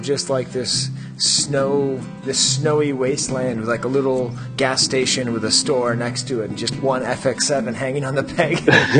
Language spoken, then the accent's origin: English; Boston, Massachusetts, United States; I'm from Boston